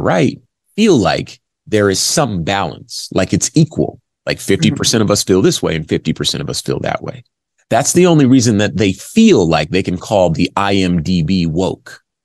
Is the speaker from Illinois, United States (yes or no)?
no; Los Angeles, California, United States; moved away as an adult; also born or lived in Arizona; southern california los angeles is where i grew up